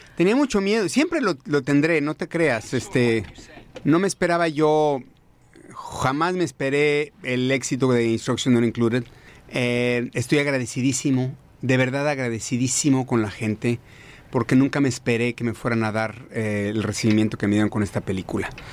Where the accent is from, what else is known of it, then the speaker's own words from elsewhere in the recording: Mexico; now in United States; los dos somos mexicanos